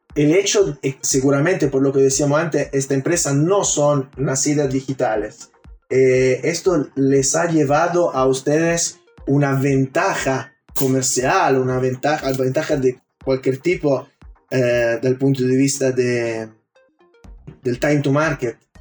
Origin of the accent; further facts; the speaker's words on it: Turin, Piedmont, Italy; now in Chile; yo soy de Turín